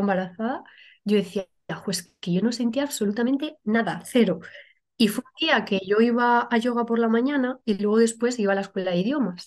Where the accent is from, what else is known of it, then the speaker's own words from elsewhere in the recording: Toledo, Castilla-La Mancha, Spain; moved away as an adult; now in Logroño, Spain; soy de Toledo, lo que pasa que actualmente vivo en La Rioja, en Logroño